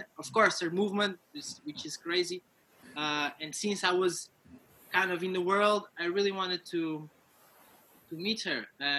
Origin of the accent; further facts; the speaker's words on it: Cascais, Lisbon, Portugal; So I was born here in Cascais, lived my whole life in Portugal, grew up playing football from 6 years old till I was 23, 24.